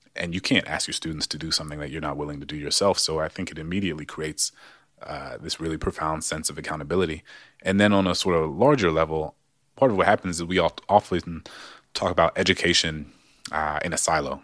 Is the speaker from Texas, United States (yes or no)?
no; New Orleans, Louisiana, United States; moved away; also born or lived in Maryland; growing up in New Orleans public schools